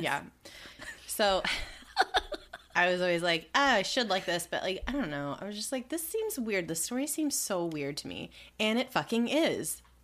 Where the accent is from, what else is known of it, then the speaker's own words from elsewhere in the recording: Southern California, United States; when I was a kid in the nineties, man, that was my shit growing up in Southern California.